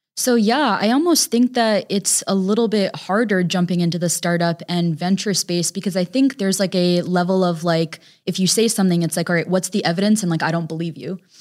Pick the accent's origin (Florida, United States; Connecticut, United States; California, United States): Connecticut, United States; We were raised in Connecticut